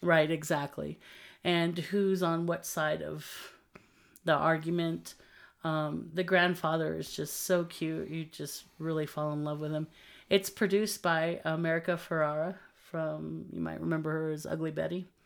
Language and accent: English; Texas border of Mexico, United States; we grew up um, in the Texas border of Mexico.